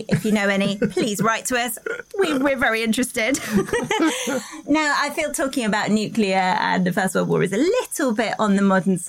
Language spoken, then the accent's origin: English; Bury St Edmunds, East of England, United Kingdom; I was born in Bury St Edmunds, which is, funnily enough, named after St Edmund.